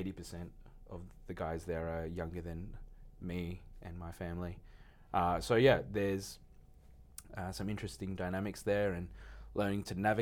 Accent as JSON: {"language": "English", "town": "Melbourne", "region": "Victoria", "country": "Australia", "moved": "yes", "lives_now": "Brisbane, Australia", "said": "So I'm originally from Melbourne, and currently on the northern side of Brisbane, where it's not as multicultural."}